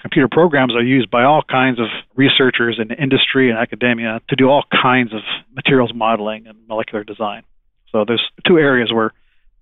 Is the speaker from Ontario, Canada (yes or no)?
yes; Toronto, Ontario, Canada; moved away as an adult; also born or lived in Hamilton, Ontario / Texas / New Mexico; now in Tennessee, United States; I was born in Toronto, and I went to school. My college education was at McMaster University on Lake Ontario